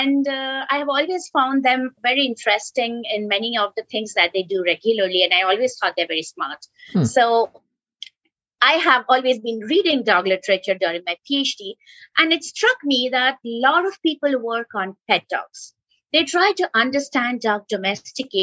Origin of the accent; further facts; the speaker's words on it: Kolkata, West Bengal, India; I was growing up in Kolkata